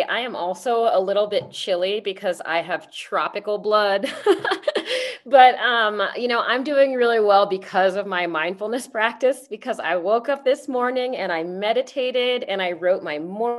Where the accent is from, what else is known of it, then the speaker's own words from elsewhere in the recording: Washington, District of Columbia, United States; So I grew up in Washington, D.C. I am the child of immigrants. My mother is from the Philippines, and my father is from Panama. However, I am, Blasian, Afro-Latina.